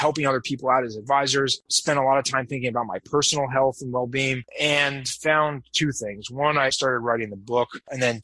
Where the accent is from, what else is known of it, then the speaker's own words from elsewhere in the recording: New York, United States; also born or lived in Boston, Massachusetts, United States; now in Las Vegas, United States; I grew up in New York and lived in Boston for 10 years